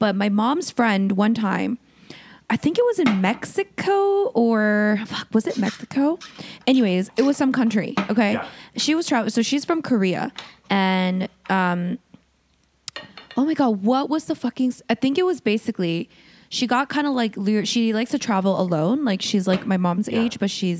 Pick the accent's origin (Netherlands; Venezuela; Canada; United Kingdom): Canada; we're Canadian.